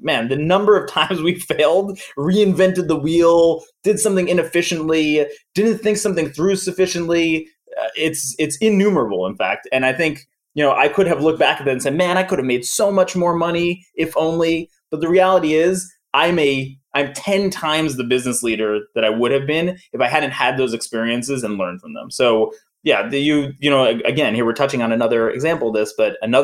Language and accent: English; New York, United States; I'm from New York